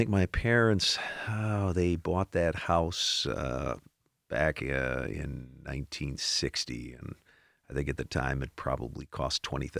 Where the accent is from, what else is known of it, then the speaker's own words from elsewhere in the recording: Milwaukee, Wisconsin, United States; Well, my dad came to Milwaukee. In the 1950s.